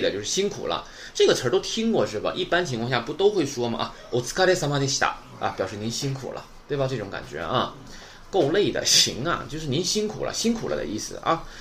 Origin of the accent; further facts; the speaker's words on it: Shenyang, Liaoning, China; 那我是沈阳的